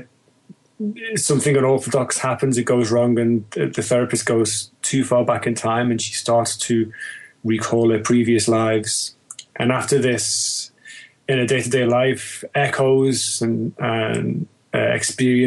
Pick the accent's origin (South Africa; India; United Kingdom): United Kingdom; Liverpool, North West England; moved away as an adult; now in London, United Kingdom; I'm Liverpudlian, born and bred, originally